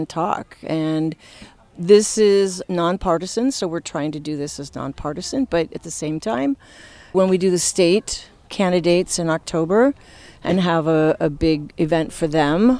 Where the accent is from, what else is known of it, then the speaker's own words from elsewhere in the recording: Arcata, California, United States; moved away as an adult; also born or lived in Texas; now in Redwood Valley, United States; as a resident for almost 16 years here in Mendocino, and I'm from Arcata